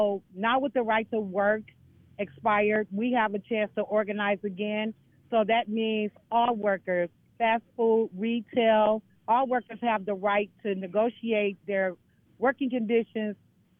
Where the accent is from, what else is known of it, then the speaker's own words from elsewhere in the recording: Detroit, Michigan, United States; I'm from Michigan, Detroit, Michigan